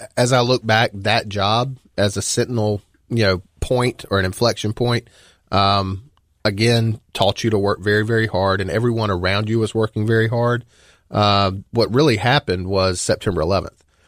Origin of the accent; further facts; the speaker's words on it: Dalzell, South Carolina, United States; I grew up in, uh, a very small town in the center part of the state, uh, called Dalzell.